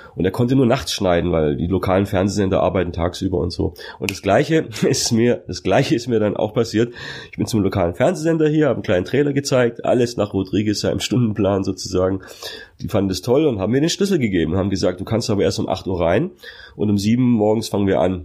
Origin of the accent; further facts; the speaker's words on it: Magstadt, Baden-Württemberg, Germany; also born or lived in Sindelfingen; Ich bin ja eigentlich geborener Schwabe